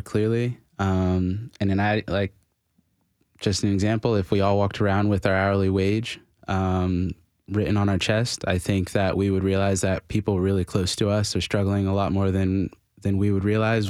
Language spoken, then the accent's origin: English; Florida, United States; now in Nashville, United States; I'm from Florida